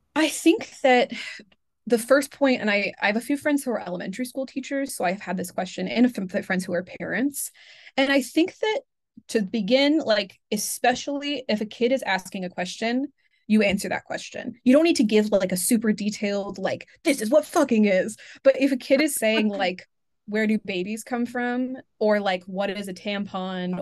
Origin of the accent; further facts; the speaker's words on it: Pacific Northwest, United States; I'm from the Pacific Northwest